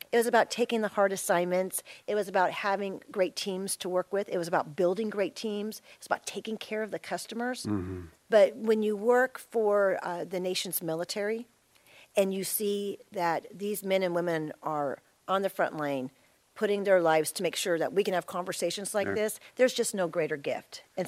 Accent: Florida, United States; born there; I was born in Florida on the Space Coast during the Apollo programs. And then we moved all over

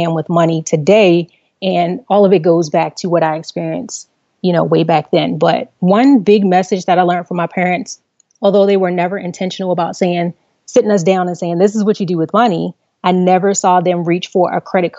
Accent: Baltimore, Maryland, United States; I grew up in Baltimore City, on the northeast side of Baltimore City.

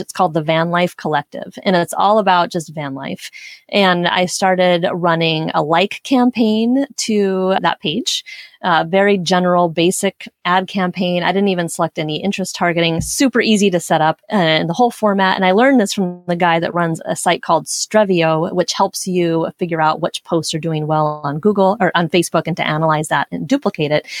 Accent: Portland, Oregon, United States; moved away; I grew up in Portland, Oregon

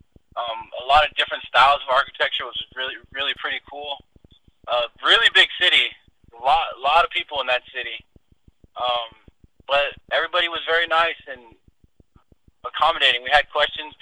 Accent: California, United States; we're both from California. We both train in California

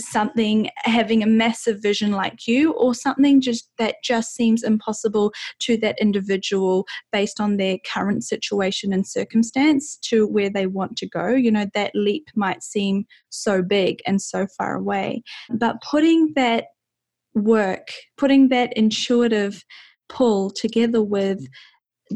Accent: New Zealand; I'm from New Zealand

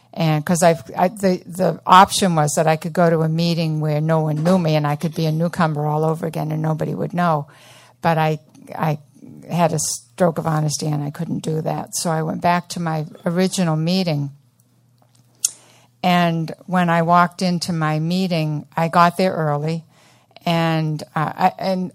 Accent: Portland, Maine, United States; Portland is my hometown. I grew up in just down the street on Middle Street

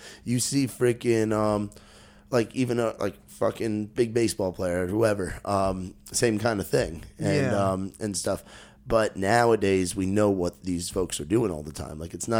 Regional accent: New York, United States; Growing up in New York, it's just not wasn't a huge thing.

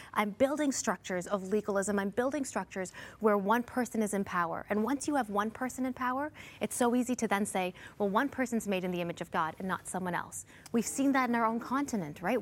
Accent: Canada; also born or lived in India (heritage); I'm an Indian, Canadian, Christian woman

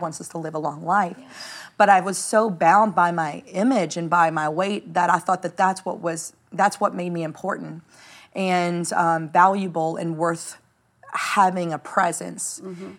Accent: New Orleans, Louisiana, United States; I was nobody from New Orleans, Louisiana

